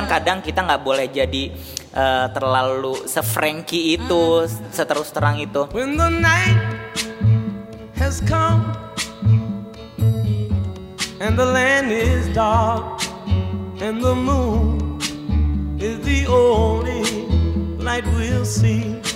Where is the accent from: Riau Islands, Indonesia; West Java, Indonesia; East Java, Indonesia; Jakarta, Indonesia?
Jakarta, Indonesia; South Jakarta; Mohon maaf soalnya saya anak Jakarta Selatan